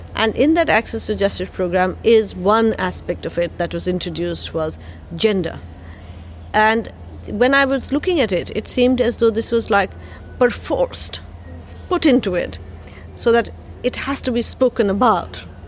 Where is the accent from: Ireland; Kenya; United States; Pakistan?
Pakistan; Lahore, Punjab; I'm from Pakistan, Lahore